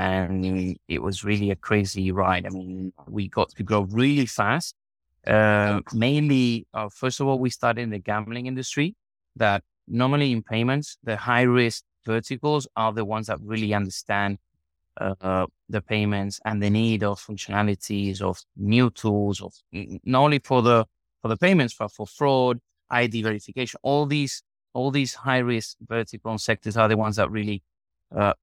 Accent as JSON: {"language": "English", "town": "Marbella", "region": "Andalusia", "country": "Spain", "tie": "born or raised there", "also_born_or_lived": "Madrid", "said": "Spain, in Marbella, where I was born"}